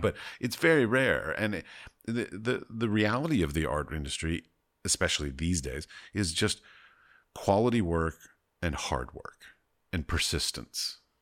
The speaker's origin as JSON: {"language": "English", "country": "United States", "also_born_or_lived": "United Arab Emirates", "said": "Christian American"}